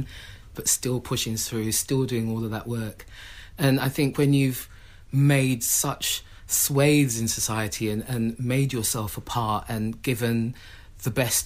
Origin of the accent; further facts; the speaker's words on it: London, United Kingdom; my family were one of the first families that moved into Tottenham, with one of the first black families in Tottenham